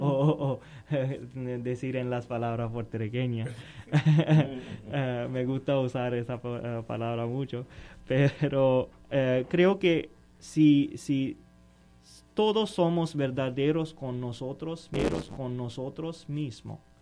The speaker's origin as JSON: {"language": "Spanish", "country": "Pakistan", "second_language": "Spanish", "moved": "yes", "said": "yo soy de Pakistán"}